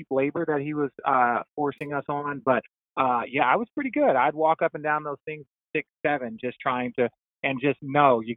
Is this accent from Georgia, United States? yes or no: no; Arizona, United States; I'm from Arizona.